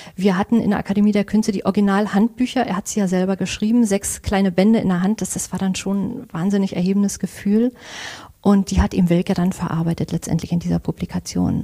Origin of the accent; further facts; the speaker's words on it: Angermünde, Brandenburg, Germany; moved away as an adult; weil es meine Heimat ist. Also ich mag die Uckermark sehr, ich mag auch Angermünde.